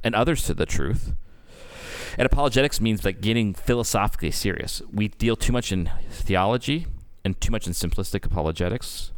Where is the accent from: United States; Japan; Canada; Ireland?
Canada; I'm freaking Canadian